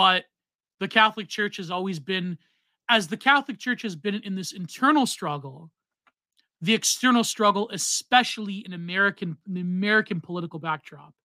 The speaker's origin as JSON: {"language": "English", "country": "Canada", "said": "I'm Canadian"}